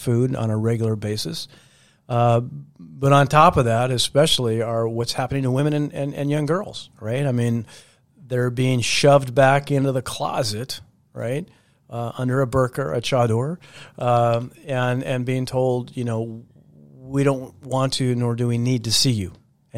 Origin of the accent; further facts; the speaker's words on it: Seattle, Washington, United States; I was, a middle-class kid growing up in the Seattle area back in the 60s and 70s, and very happy in that community